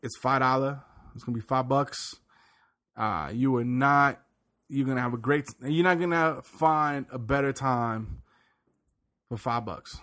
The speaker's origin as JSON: {"language": "English", "region": "the South", "country": "United States", "tie": "born or raised there", "said": "I grew up in the South"}